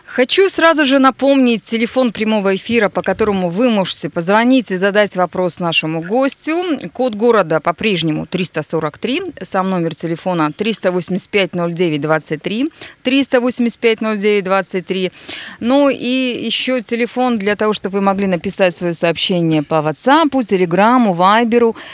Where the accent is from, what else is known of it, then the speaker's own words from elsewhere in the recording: Nizhny Tagil, Sverdlovsk Oblast, Russia; now in Yekaterinburg, Russia; Привет, мой родной город